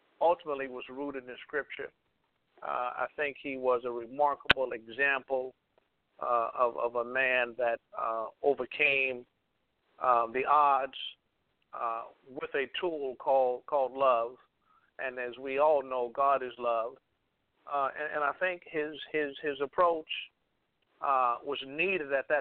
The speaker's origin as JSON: {"language": "English", "town": "Chicago", "region": "Illinois", "country": "United States", "tie": "born or raised there", "moved": "as an adult", "said": "I'm actually from Chicago. I spent the first 27 years of my life in Chicago, born in 1957."}